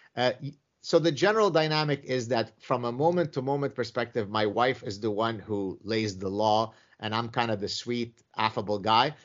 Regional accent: Lebanon; my own personal history growing up in the Lebanese Civil War

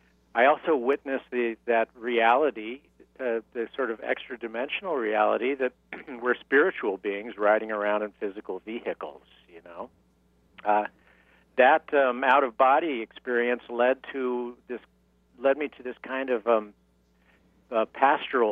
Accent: San Diego, California, United States; moved away as an adult; also born or lived in New York; now in Palm Springs, United States; I'm from San Diego, California, originally

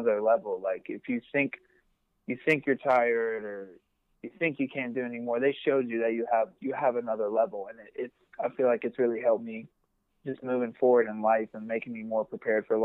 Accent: West Virginia, United States; I'm from West Virginia.

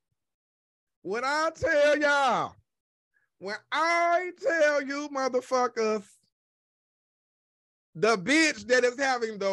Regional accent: the South, United States; I'm from the South. I'm from the country

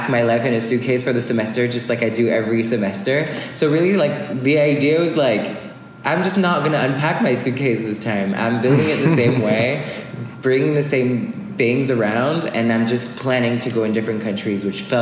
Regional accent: France; English is a second language; moved away as an adult; also born or lived in Bay Area, California; I'm from France

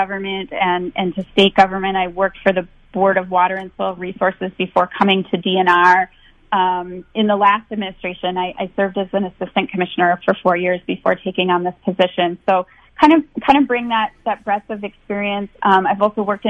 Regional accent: St. Paul, Minnesota, United States; I grew up in Minnesota. I grew up in St. Paul

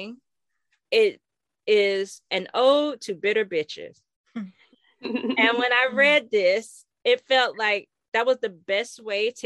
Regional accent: Florida, United States; we're from Florida

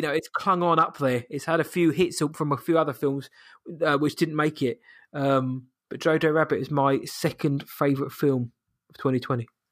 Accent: United Kingdom; I am British.

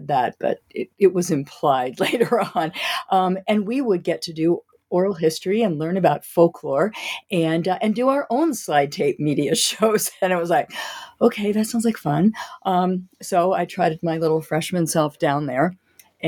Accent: Wilmington, Delaware, United States; I grew up in Delaware in Wilmington

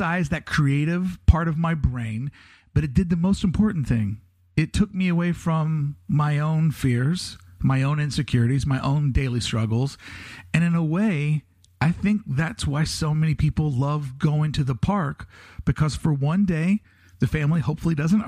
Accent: Kentucky, United States; moved away as an adult; born and raised in Kentucky

